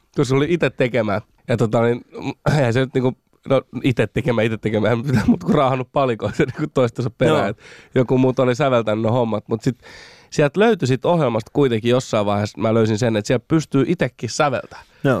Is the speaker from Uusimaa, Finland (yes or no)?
no; Rauma, Satakunta, Finland; accent: Rauma dialect; moved away as an adult; also born or lived in Cyprus / Seinäjoki / Tampere; now in Helsinki, Finland; semmoinen 28 vuotta sitten muutin Suomeen äitin kanssa. Ja isä ja äiti erosi silloin aikana, kun mä olin pieni. Ja sitten äitin kanssa muutettiin totta, no niin, Raumalle